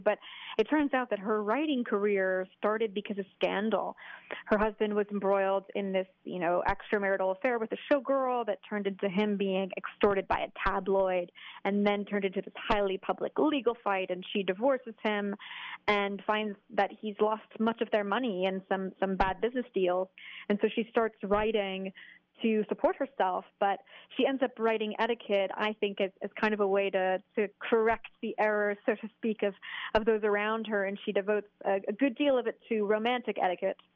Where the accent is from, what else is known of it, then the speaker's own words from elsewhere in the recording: New England, United States; moved away as an adult; also born or lived in New York; now in Paris, France; I'm from New England originally